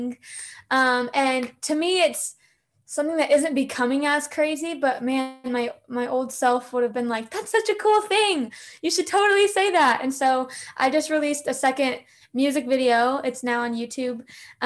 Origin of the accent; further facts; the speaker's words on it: Southern California, United States; born and raised in Southern California